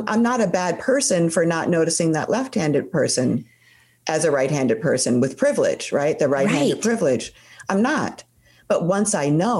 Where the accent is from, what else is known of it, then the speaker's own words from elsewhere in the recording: Chicago, Illinois, United States; I was born in Chicago